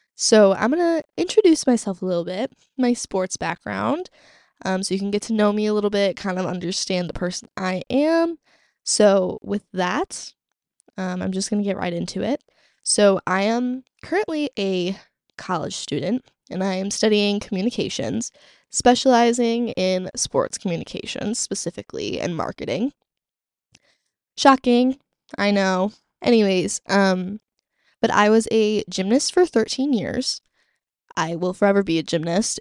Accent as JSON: {"language": "English", "town": "Chicago", "region": "Illinois", "country": "United States", "tie": "born or raised there", "said": "growing up in Chicagoland"}